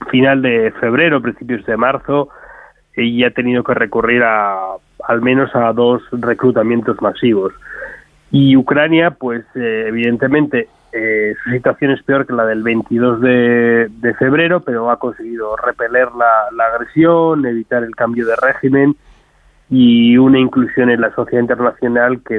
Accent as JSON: {"language": "Spanish", "country": "Spain", "said": "lo que percibimos nosotros como españoles nuestra capacidad no es la de Alemania, no es la de Francia"}